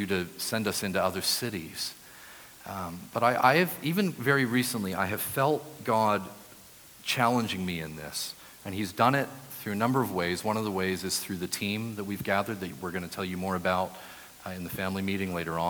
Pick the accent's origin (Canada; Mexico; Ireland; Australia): Canada; New Brunswick; moved away as an adult; also born or lived in Brighton, England; now in Ottawa, Canada; I grew up in New Brunswick, but then moved to Brighton to study my postgraduate degree